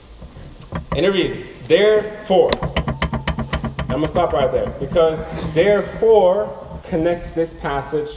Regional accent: Norway; I'm from Norway

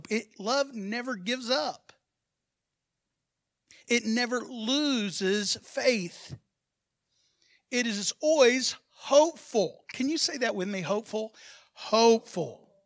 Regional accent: Brazil; now in Texas, United States; Even people that moved to Texas, like me, I'm, I'm a Texan said the man from Brazil.

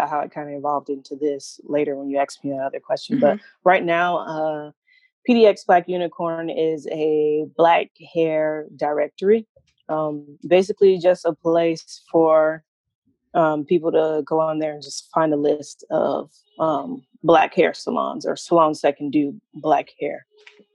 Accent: Tallahassee, Florida, United States; also born or lived in Caribbean (parents); now in Portland, United States; I grew up in Tallahassee, actually a pretty small city

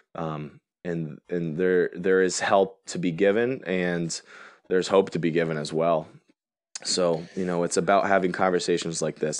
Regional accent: Connecticut, United States; my home state

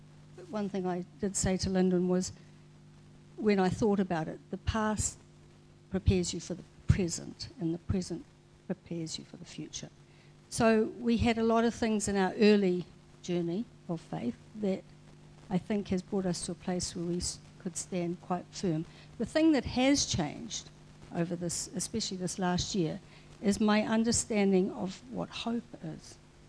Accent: Brazil; born there; I was born in Brazil.

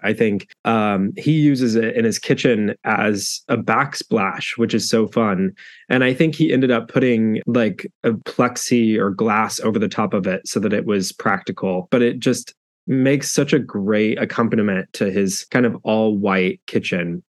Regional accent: South Central Oklahoma, United States; I grew up in South Central Oklahoma

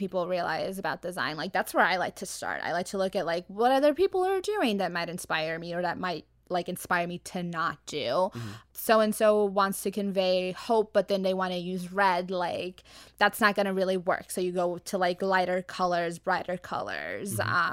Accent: Arizona, United States; moved away; I come from Arizona, so I like before this, like it's a much much slower paced environment

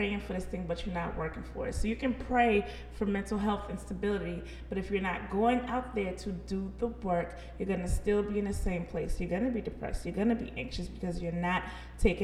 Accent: the South, United States; we're from the South, Bible Belt. We know a lot of churchy people. We were raised in the church.

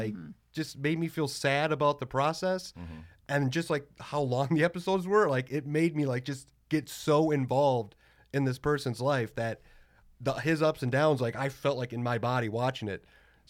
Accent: Minnesota, United States; we're from Minnesota.

